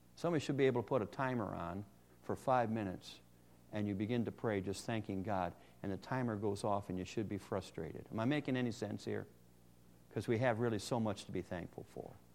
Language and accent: English; Ohio, United States; I'm from Ohio